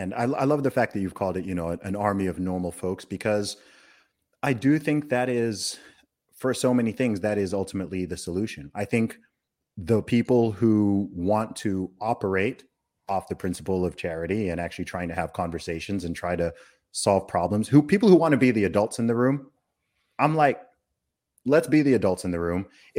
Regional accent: England, United Kingdom; I'm an Englishman.

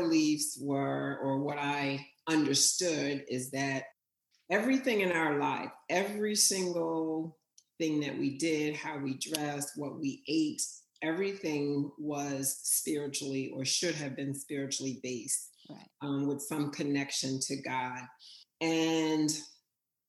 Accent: Weymouth, New Jersey, United States; moved away; also born or lived in New York; I grew up in Weymouth, which is very rural

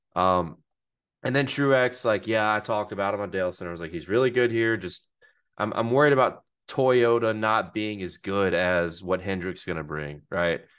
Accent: Hattiesburg, Mississippi, United States; I'm from Hattiesburg

